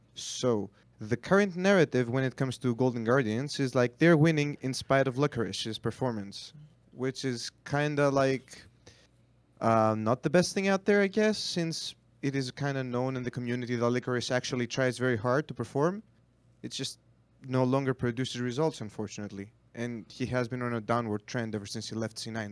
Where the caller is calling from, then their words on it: Greece; I'm calling from Greece